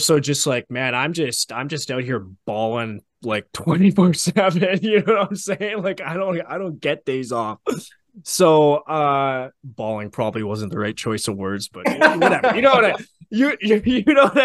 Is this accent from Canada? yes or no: yes; Canada; not being able to work in the States, but as a Canadian